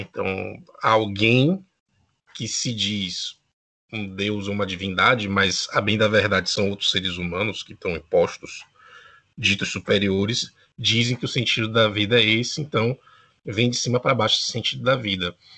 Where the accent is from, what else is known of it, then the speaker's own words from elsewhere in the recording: Bahia, Brazil; now in Uruguay; eu sou da Bahia, atualmente residente no Uruguai